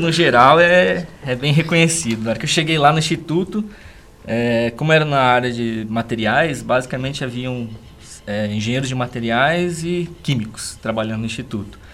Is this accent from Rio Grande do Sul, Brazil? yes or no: no; São Paulo, Brazil; moved away as an adult; also born or lived in Sorocaba; now in Guarapuava, Brazil; Eu, como paulistano, né, pessoa que nasceu lá em São Paulo, nunca gostei da cidade de São Paulo